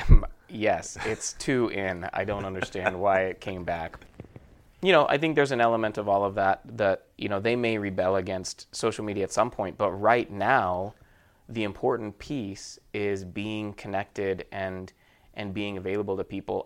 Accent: Murray, Utah, United States; moved away as an adult; now in Southern California, United States; I am from Utah. Born and raised in Murray, Utah.

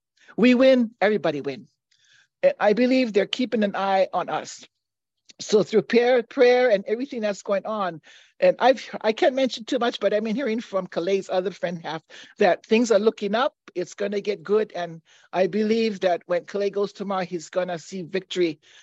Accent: Hawaii, United States; also born or lived in Molokai

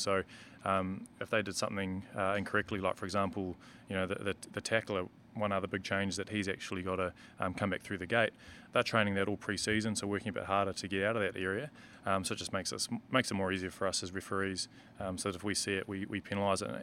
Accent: New Zealand; as a Kiwi

